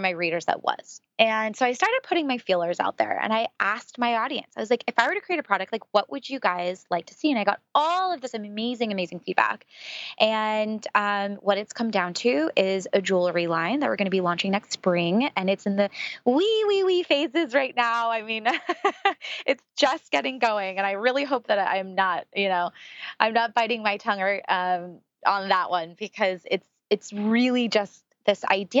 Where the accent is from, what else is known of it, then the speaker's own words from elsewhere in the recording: San Francisco, California, United States; being from San Francisco, I grew up around Silicon Valley